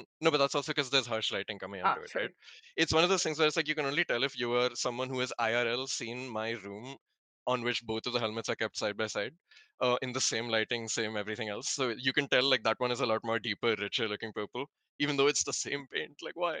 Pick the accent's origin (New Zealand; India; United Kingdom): India; South India; I'm South Indian and also I'm mid on coconuts